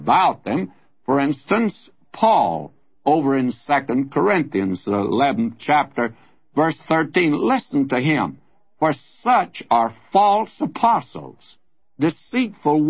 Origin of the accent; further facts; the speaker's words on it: the South, United States; moved away as an adult; now in California, United States; the church that I was raised in the South